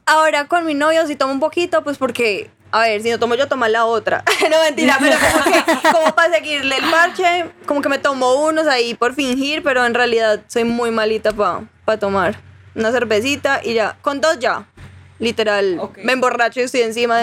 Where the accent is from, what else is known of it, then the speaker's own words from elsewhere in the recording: Armenia, Quindío, Colombia; moved away as an adult; now in Medellín, Colombia; yo soy de Armenia